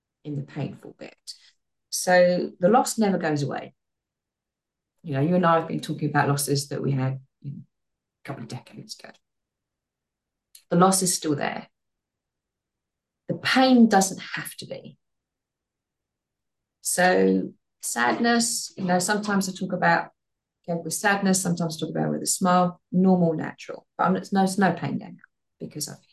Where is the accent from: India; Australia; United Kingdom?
United Kingdom; we're British